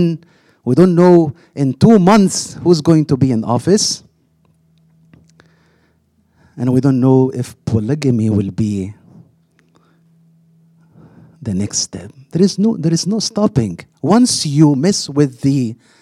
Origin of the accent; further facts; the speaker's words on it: Egypt; moved away; I grew up in Egypt, where the only TV we had was black and white